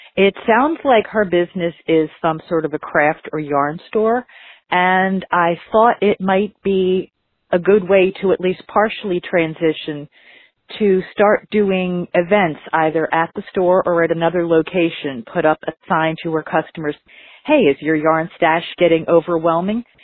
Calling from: Philadelphia, Pennsylvania, United States; I'm calling from Philadelphia

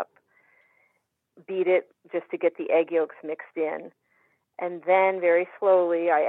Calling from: Underhill Center, Vermont, United States; Underhill Center, Vermont.

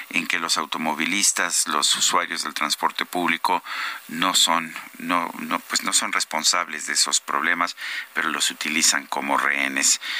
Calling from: Querétaro, Mexico; Felicitaciones, la tragedia de la 4T pasará … desde Querétaro.

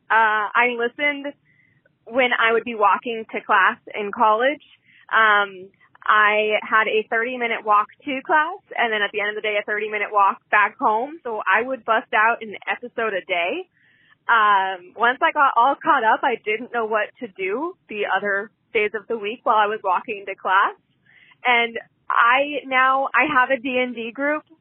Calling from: Olympia, Washington, United States; I'm from Olympia

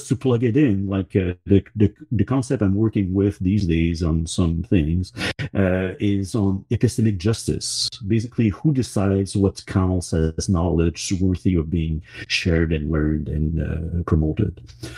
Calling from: Montreal, Quebec, Canada; I'm in Georgiage, also known as Montreal

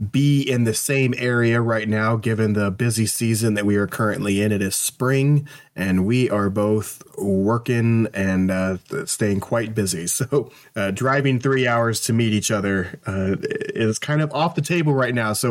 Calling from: St. Louis, Missouri, United States; I'm coming in from the St. Louis area.

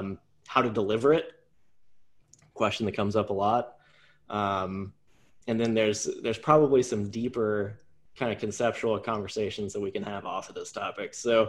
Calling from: Richmond, Virginia, United States; We're calling in from Richmond, Virginia, so quick shout out to Hardywood.

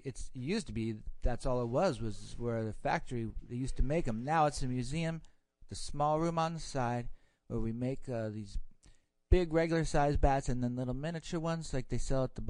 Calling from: Chattanooga, Tennessee, United States; I'm calling from Chattanooga, Tennessee.

